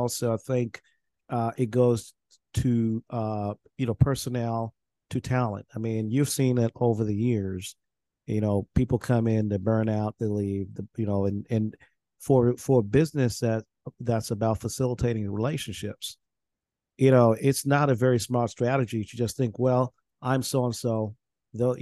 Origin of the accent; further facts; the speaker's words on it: Nebraska, United States; I was went to school in Nebraska and I grew up in Nebraska